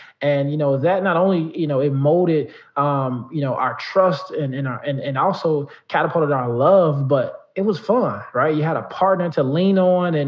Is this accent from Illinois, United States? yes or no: yes; Chicago, Illinois, United States; I grew up in the south suburbs of Chicago